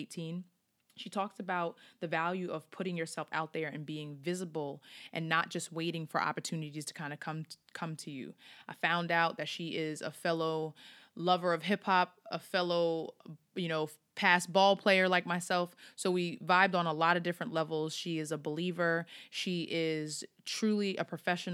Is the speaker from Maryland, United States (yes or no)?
no; Long Island, New York, United States; now in Philadelphia, United States; I am from New York. I'm from Long Island